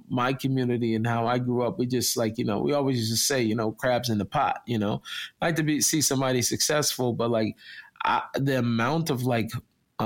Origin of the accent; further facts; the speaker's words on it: Seattle, Washington, United States; moved away as an adult; now in Israel; I come from Seattle. I was in the zip code 98118